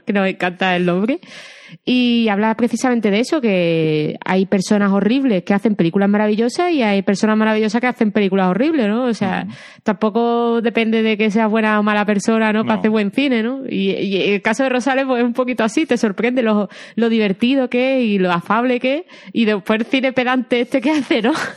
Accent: Andalusia, Spain; accent: Andalusian; mi acento andaluz

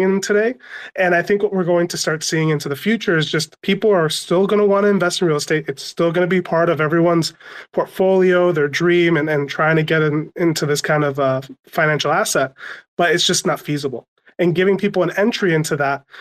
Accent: Massachusetts, United States; now in Atlanta, United States; I come from Massachusetts. I moved down to the Atlanta area

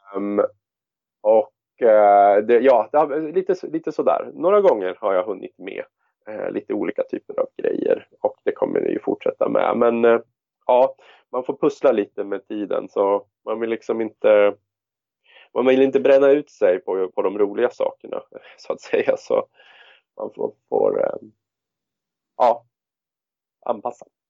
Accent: Västerås, Västmanland, Sweden; i Västerås då, som är min hemstad

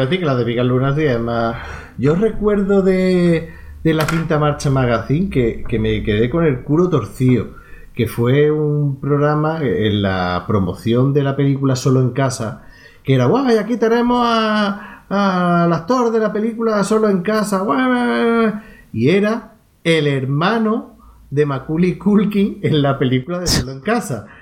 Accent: Andalusia, Spain; donde yo vivía en mi pueblo no se cogía Telecinco ni las cadenas privadas

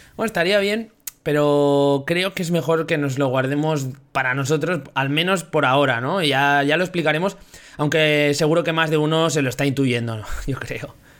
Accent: Zaragoza, Aragon, Spain; de Zaragoza también, 29 años recién cumplidos

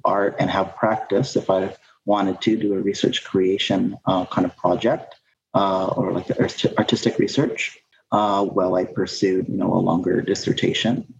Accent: Vancouver, British Columbia, Canada; moved away as an adult; now in Kingston, Canada; growing up in Vancouver.

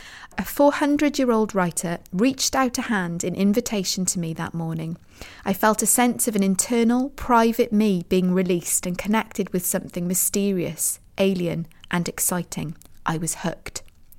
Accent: Mirfield, Yorkshire and the Humber, United Kingdom; I wandered around the hills near the golf club above my hometown of Murfield in West Yorkshire.

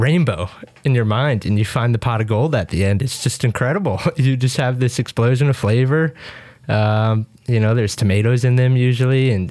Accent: Connecticut, United States; moved away as an adult; now in Fort Collins, United States; I'm not from here. I'm from Connecticut

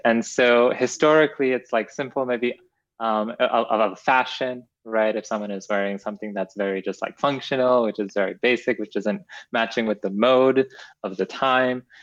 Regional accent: Edmonton, Alberta, Canada; moved away as an adult; also born or lived in Kenya; now in United States; I was born in Kenya, and then I moved to Canada at a very young age, and I now live in the United States

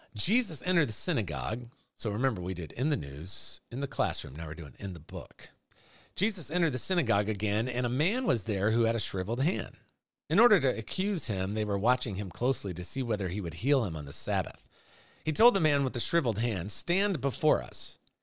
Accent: United States; I'm a Christian who, by God's grace, was born and raised and still lives in the United States of America.

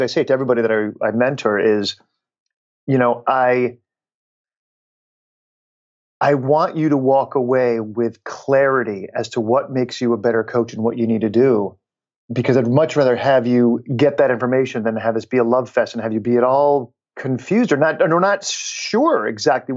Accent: Schenectady, New York, United States; I grew up in Schenectady, New York

